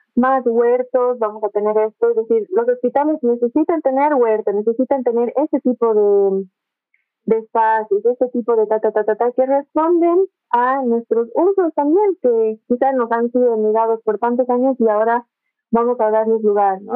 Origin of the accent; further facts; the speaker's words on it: Bolivia; la Bolivia que somos, que al final somos como una mezcla de todo